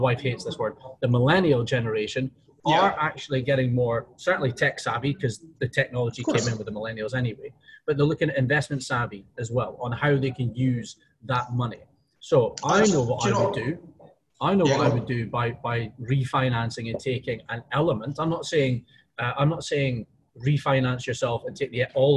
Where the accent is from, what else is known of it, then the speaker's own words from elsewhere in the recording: United Kingdom; moved away; we're both British